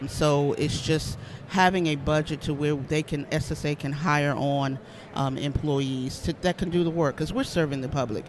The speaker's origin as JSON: {"language": "English", "town": "Charleston", "region": "South Carolina", "country": "United States", "said": "I am actually from Charleston, South Carolina"}